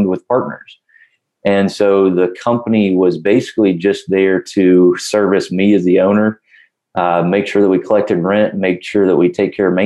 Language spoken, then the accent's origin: English; Augusta, Georgia, United States; I'm from Augusta, Georgia, and the name of my business is Augusta Rental Homes